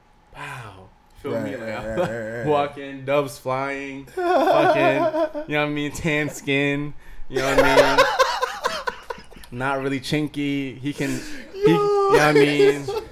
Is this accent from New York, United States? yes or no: no; Montgomery County, Maryland, United States; growing up in Maryland, I mean, I live in a city or a town where it's the second most diverse place in America.